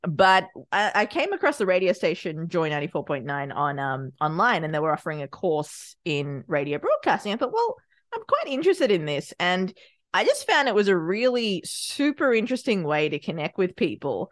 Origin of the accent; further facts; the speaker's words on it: Australia; also born or lived in Sri Lanka; I was born in Sri Lanka, raised in Australia